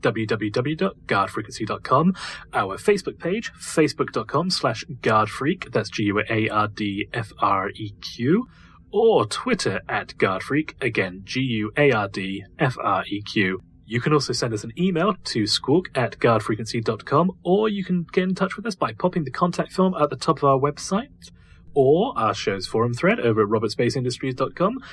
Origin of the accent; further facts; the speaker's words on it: United Kingdom; I am actually British